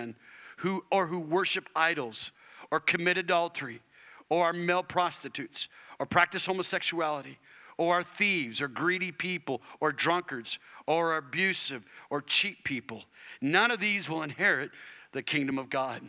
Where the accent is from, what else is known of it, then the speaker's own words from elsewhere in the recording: Arizona, United States; I was raised in Arizona